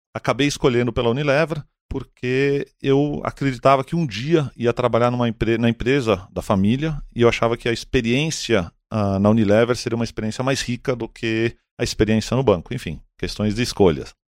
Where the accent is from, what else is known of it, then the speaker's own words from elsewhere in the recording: São Paulo, Brazil; Eu nasci aqui, eu estudei em São Paulo